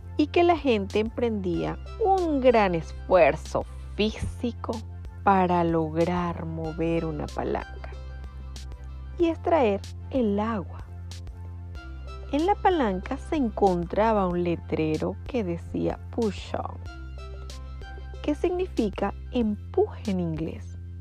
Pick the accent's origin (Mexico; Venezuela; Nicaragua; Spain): Venezuela; En mi país, como venezolana, aprendí que echarle pichón era forzarme para alcanzar a lograr algo propuesto